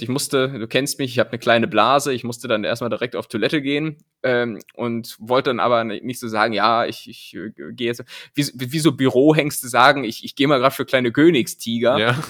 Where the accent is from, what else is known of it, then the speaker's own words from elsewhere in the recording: Lower Saxony, Germany; moved away; dieses Niemandsland, in dem ich ja aufgewachsen